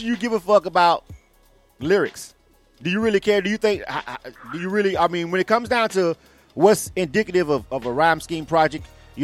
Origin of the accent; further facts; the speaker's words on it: Florida, United States; now in Atlanta, United States; I'm from Florida, but I've been in Atlanta for a long time.